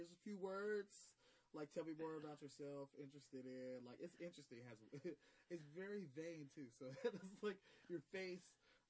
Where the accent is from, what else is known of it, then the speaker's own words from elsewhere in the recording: Southern California, United States; moved away; I'm from Southern California.